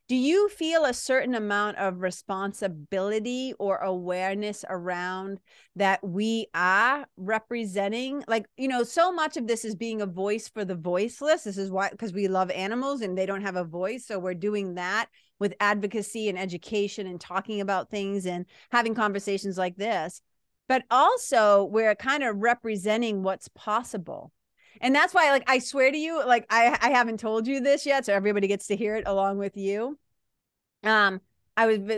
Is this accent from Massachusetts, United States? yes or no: yes; Massachusetts, United States; now in New Hampshire, United States; I live in New Hampshire, but I'm from Massachusetts. That's that accent